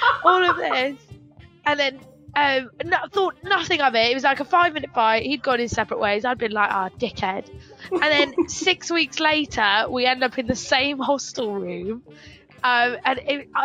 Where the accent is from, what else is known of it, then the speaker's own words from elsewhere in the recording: England, United Kingdom; we're from England